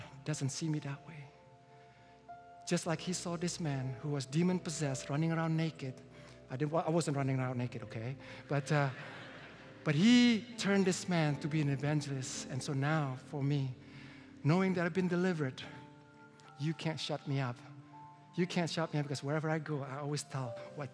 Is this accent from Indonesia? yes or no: yes; Indonesia; moved away; I was born in Indonesia. And as a Chinese, I was discriminated.